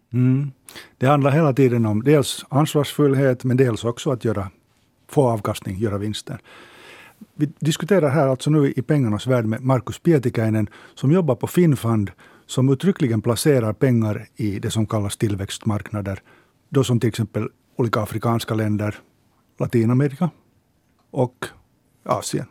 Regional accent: Finland; vi finländare

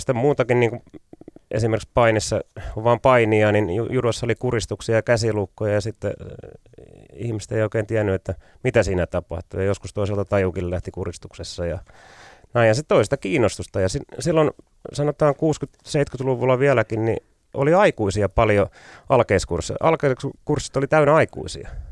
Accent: Pirkanmaa, Finland; mä oon maalta kotoisin

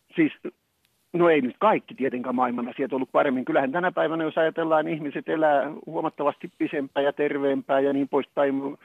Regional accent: Tampere, Pirkanmaa, Finland; muistan pikkupoikana, kun menin ja Tampereella

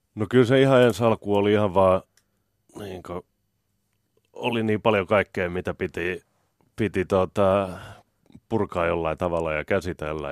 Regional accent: Helsinki, Uusimaa, Finland; Mä oon Kartin kaupungissa Ullan linnassa, ihan tuolla Etelä-Helsingissä

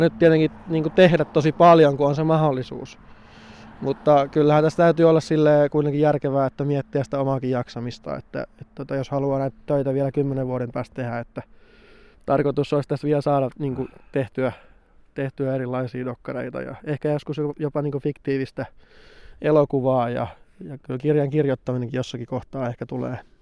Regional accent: Tornio / Kemijärvi, Lapland, Finland; muutin sitten Torniosta Kemijärvelle

